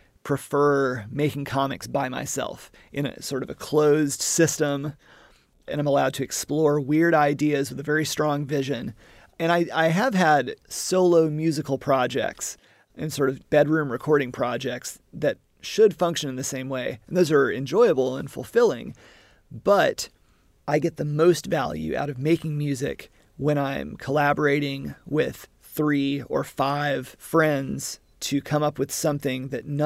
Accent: Southern United States, United States; But also, yeah, being a Southerner and being geographically very familiar with Alabama, Tennessee, Mississippi

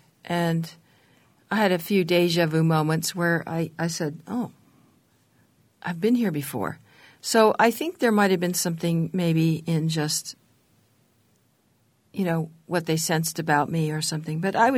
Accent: San Francisco, California, United States; I was raised in the 60s and just across Golden Gate Park from the Haight-Ashbury

